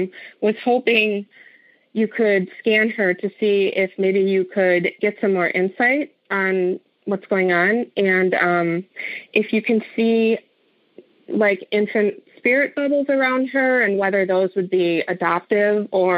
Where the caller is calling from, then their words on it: Chicago, Illinois, United States; I am calling from Chicago.